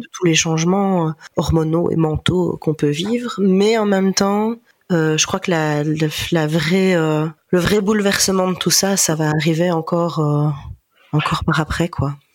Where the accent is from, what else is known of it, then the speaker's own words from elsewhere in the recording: Ardennes, Wallonia, Belgium; also born or lived in Namur; now in Liège, Belgium; des connaissances qui ont qui viennent de chez nous, euh, donc d'Ardennes